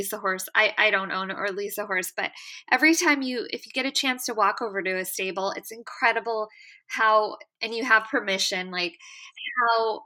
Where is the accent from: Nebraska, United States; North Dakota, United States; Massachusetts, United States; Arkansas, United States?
Nebraska, United States; near Omaha; Omaha, near where we grew up in Nebraska